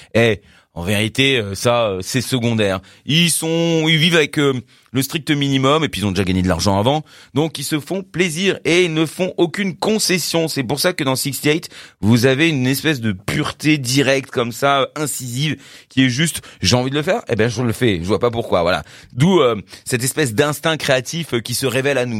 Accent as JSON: {"language": "French", "country": "France", "said": "pour nous en tant que Français"}